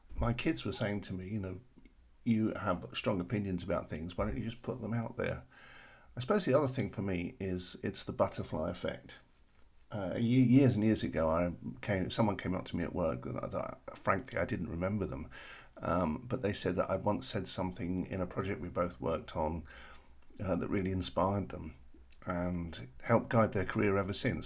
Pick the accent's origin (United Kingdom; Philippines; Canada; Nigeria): United Kingdom; London; I'm from South London and we practically live on tea